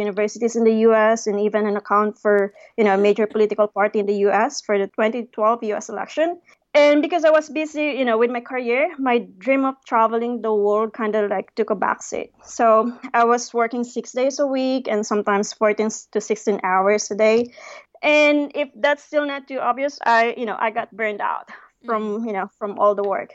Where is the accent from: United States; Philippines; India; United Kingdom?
Philippines; moved away as an adult; also born or lived in Manila / Cape Town; I came from a very small and sleepy town in the Philippines